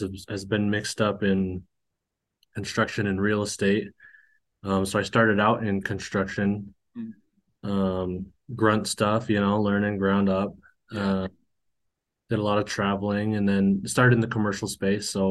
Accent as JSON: {"language": "English", "area": "Cache Valley", "region": "northern Utah", "country": "United States", "tie": "born or raised there", "also_born_or_lived": "Hawaii", "said": "I was born in Hawaii, grew up in northern Utah in Cache Valley"}